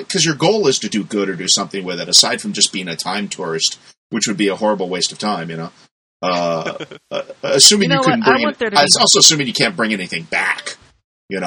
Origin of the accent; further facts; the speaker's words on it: Charleston, West Virginia, United States; Oh, I grew up in Charleston in Virginia.